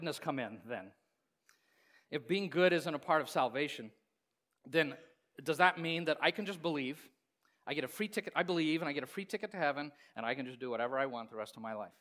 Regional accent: Hays, Kansas, United States; I grew up in Kansas, in Hayes, a lot of Volga Germans there

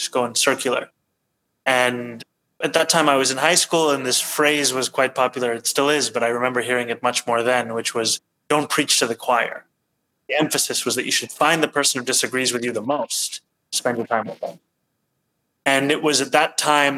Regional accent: New York City, New York, United States; born or raised there; also born or lived in Kampala, Uganda / Cape Town, South Africa

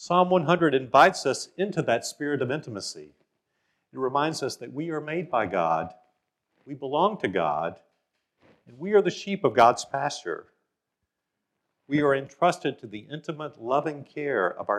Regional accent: Monticello, Mississippi, United States; now in Memphis, United States; my hometown of Monticello, Mississippi

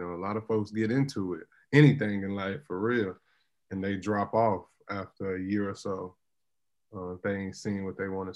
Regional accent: Edmond, Oklahoma, United States; I'm from Edmond, Oklahoma

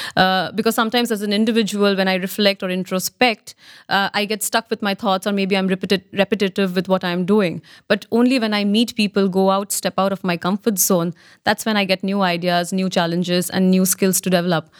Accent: India; being an Indian myself

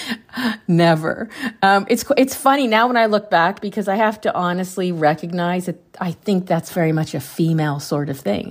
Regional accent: Pennsylvania, United States; I grew up in a small town in Pennsylvania

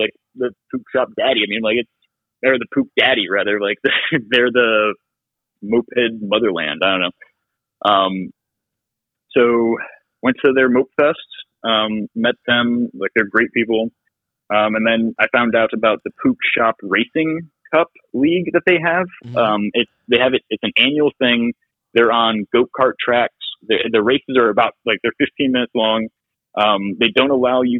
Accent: Grafton, Ohio, United States; also born or lived in Nebraska / Pittsburgh, Pennsylvania; I grew up in Grafton, Ohio, like for on the farm

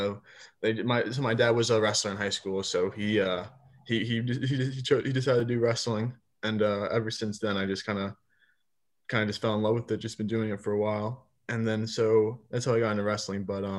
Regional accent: Bethlehem, Pennsylvania, United States; So I grew up in Pennsylvania. I'm originally from Bethlehem, Pennsylvania. And I went to Bethlehem Catholic

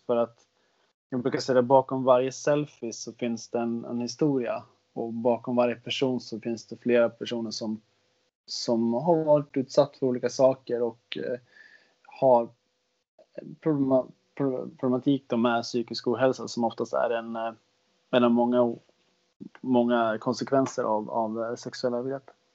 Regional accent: Västerås, Västmanland, Sweden; jag gick ett program som heter, heter Europaprogrammet. Jag tror inte det finns kvar i Västerås

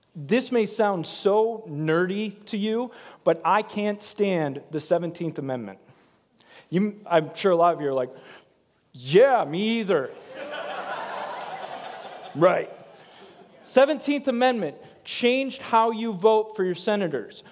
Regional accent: Michigan, United States; now in Florida, United States; I'm from Michigan

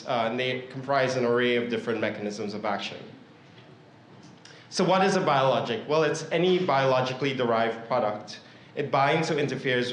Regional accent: Northern California, United States; I'm from Northern California

